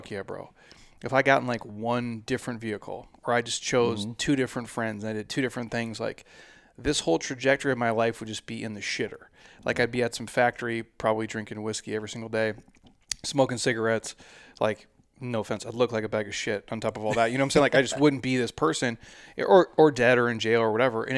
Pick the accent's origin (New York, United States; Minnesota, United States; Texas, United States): Minnesota, United States; Like obviously I'm from Minnesota, so just like watching him my whole life.